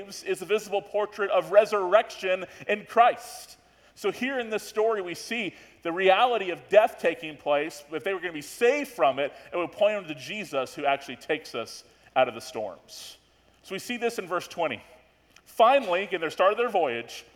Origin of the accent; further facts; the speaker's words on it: Florida, United States; we're from Florida.